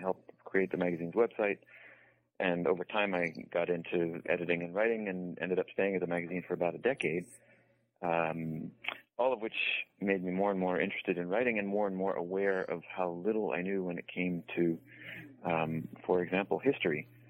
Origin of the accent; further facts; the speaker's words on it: New England, United States; moved away as an adult; also born or lived in Virginia / Yemen; I grew up in New England